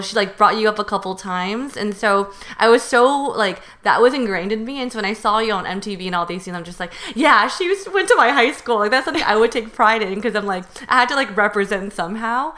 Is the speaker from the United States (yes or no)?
yes; Union City, California, United States; I grew up in Union City and I went to James Logan